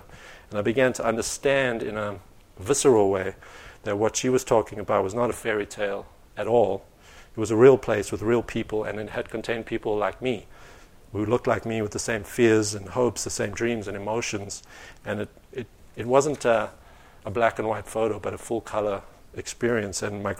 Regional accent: Greenside, Gauteng, South Africa; But when I was growing up in Greenside in the 1980s, Bobby was the woman who would send me off to school.

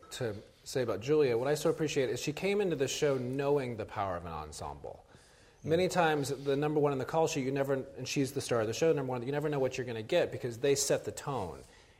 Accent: the South, United States; I was raised in the South

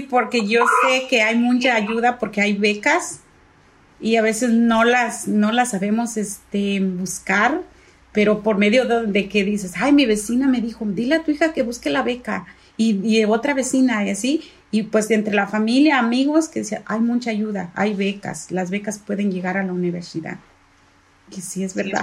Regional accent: Jalisco, Mexico; now in San Diego, United States; también soy del mismo lugar que mi esposo de Jalisco

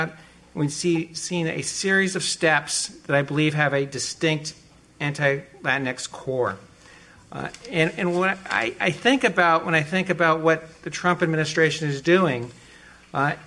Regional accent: Los Angeles, California, United States; moved away; come back to Los Angeles because it's my hometown, and I learned growing up here

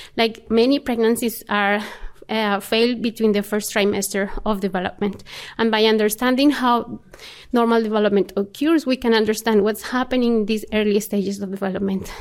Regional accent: Colombia; moved away as an adult; I was born in Colombia

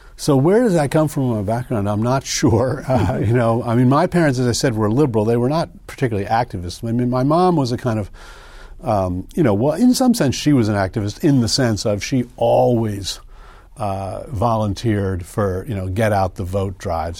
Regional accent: United States; moved away as an adult; also born or lived in Princeton, New Jersey / New Haven, Connecticut / Evanston, Illinois / East Coast; I was born in Princeton, uh, raised outside of New Haven, Connecticut, and then in Evanston, Illinois, uh, but I've been on the East Coast ever since college.

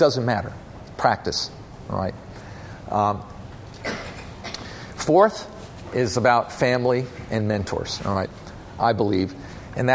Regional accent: North Carolina, United States; We're originally from North Carolina, my family

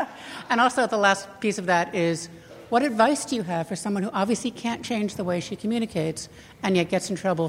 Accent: Philadelphia, Pennsylvania, United States; moved away as an adult; now in California, United States; I'm an East Coast transplant. I'm from Philadelphia. Lived there, grew up there. Came out to California about 30 years ago.

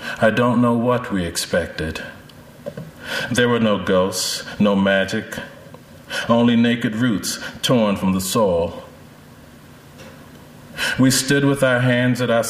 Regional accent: North Carolina, United States; moved away; I grew up in North Carolina for about 10 years

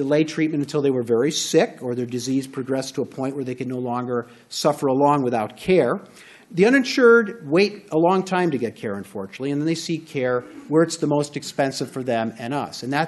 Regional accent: outside of Chicago, Illinois, United States; moved away as an adult; now in California, United States; I was raised outside of Chicago.

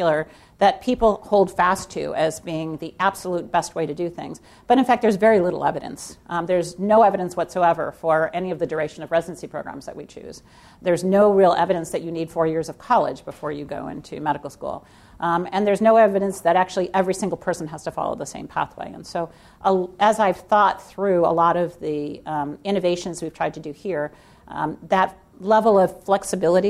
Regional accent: Edwardsville, Illinois, United States; also born or lived in East St. Louis, Illinois; I was born in Edwardsville, Illinois, actually in East St. Louis, and then lived in Edwardsville, Illinois

